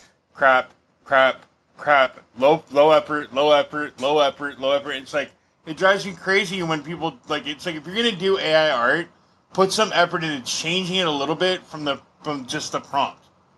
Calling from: Portland, Oregon, United States; I'm from Portland, Oregon.

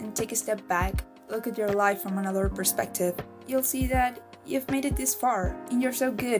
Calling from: Caracas, Capital District, Venezuela; I'm calling from Caracas, Venezuela.

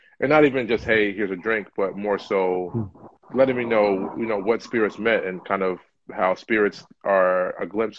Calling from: Philadelphia, Pennsylvania, United States; I'm in Philadelphia.

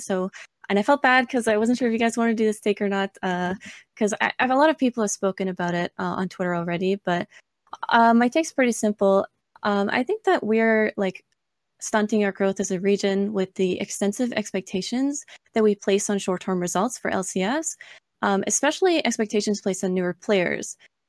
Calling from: Ontario, Canada; I'm calling from Ontario, Canada.

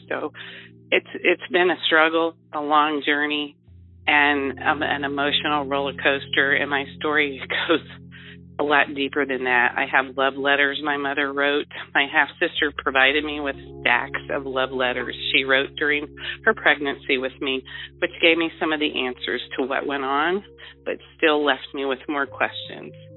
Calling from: Ohio, United States; I am calling from Ohio.

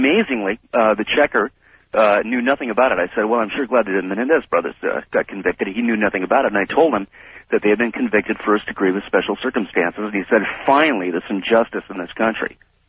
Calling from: West Hollywood, California, United States; I'm calling from West Hollywood, California

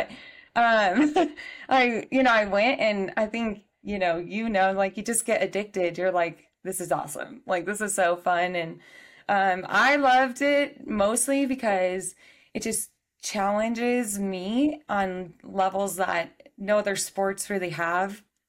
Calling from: Colorado, United States; I'm back in Colorado from a week away in New Mexico.

